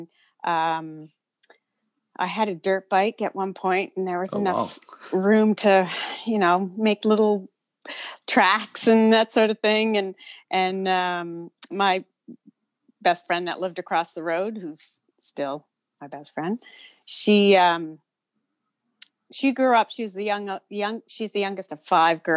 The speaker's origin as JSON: {"language": "English", "town": "Milford", "region": "Nova Scotia", "country": "Canada", "tie": "born or raised there", "also_born_or_lived": "Cape Breton / Tantallon / Shubenacadie", "said": "I was born in Cape Breton and then moved to the mainland when I was about 3 or 4. We had a short stint in Tantallon before my parents bought a house in Milford"}